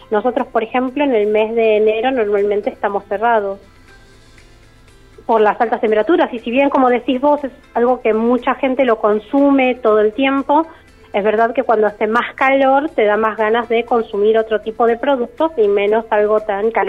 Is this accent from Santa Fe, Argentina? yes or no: no; San Carlos de Bariloche, Río Negro, Argentina; born there; Ambos somos nacidos en Bariloche, con mucho amor y, un gusto muy grande y dedicado hacia el chocolate. Empezamos a buscar un poco de, nuestra tierra.